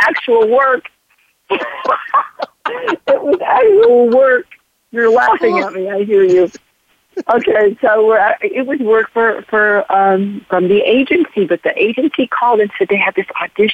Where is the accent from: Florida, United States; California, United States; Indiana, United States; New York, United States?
California, United States; Los Angeles; I was born and raised in Los Angeles, California